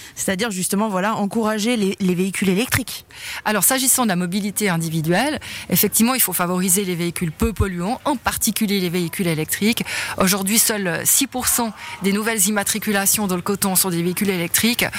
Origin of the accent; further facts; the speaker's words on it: Broye, Vaud, Switzerland; je viens de la Broye